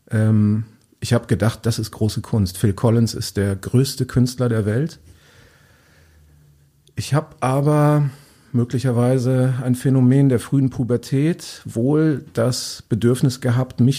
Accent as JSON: {"language": "German", "town": "Hede", "region": "Lower Saxony", "country": "Germany", "said": "Ja, also du sagst, ich komme aus Diepholz. Das ist noch beschönigt. Ich komme aus Hede bei Diepholz."}